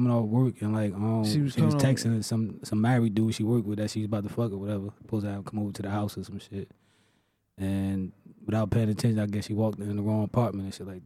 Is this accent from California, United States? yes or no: no; Newark, New Jersey, United States; Growing up in Newark every day, like, oh, this one died, that one died.